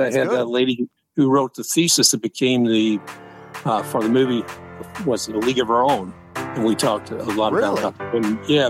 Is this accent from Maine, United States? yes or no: no; Louisville, Kentucky, United States; moved away; was I thinking, and why did it take me so long to move out of Louisville?